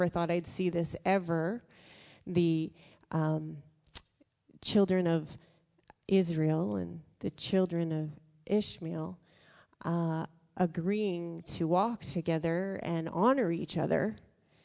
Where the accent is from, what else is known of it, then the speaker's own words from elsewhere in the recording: Canada; us as Canadians